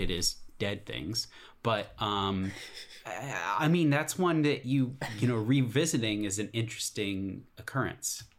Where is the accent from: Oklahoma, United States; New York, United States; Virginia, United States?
Virginia, United States; Alexandria; I grew up in Alexandria, Virginia